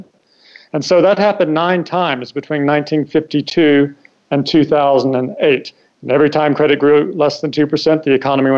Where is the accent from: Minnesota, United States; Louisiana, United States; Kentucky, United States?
Kentucky, United States; moved away as an adult; also born or lived in Hong Kong / Washington; I grew up in Kentucky